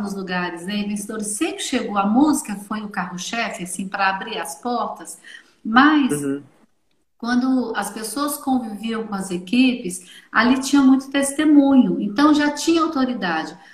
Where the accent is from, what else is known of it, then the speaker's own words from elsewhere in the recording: Minas Gerais, Brazil; lá em Belo Horizonte, a sou mineira